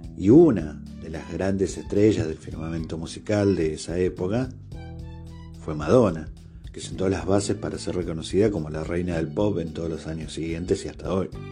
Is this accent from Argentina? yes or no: yes; Argentina; yo soy de Argentina